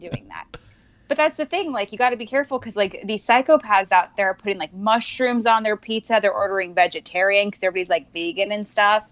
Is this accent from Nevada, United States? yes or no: yes; Reno, Nevada, United States; now in California, United States; I'm from Reno